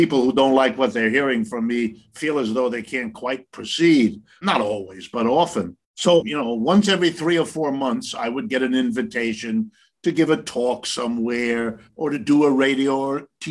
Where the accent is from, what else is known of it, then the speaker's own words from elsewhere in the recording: Ohio, United States; I was born in Ohio, right in the middle of the United States. I grew up going to public school.